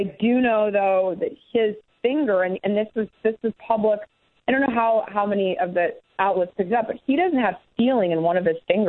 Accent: Denver, Colorado, United States; I'm from Denver.

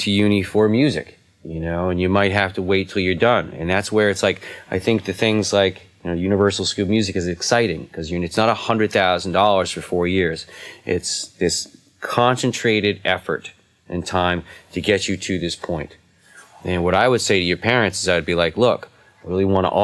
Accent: New England, United States; I'm from New England, which is the east part of America

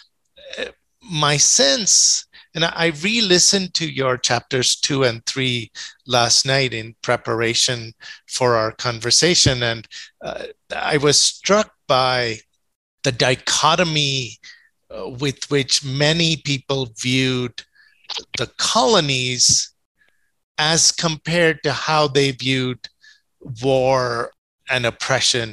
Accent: India; I grew up in India.

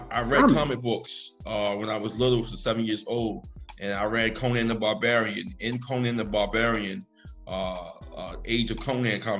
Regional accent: Baltimore, Maryland, United States; Baltimore, Maryland

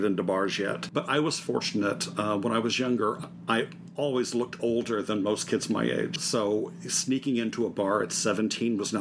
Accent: Melbourne, Florida, United States; moved away as an adult; also born or lived in Orlando, Florida / San Diego, California; now in California, United States; I was born and raised in Florida, and born over on the eastern side, on the Melbourne, over by Melbourne Beach

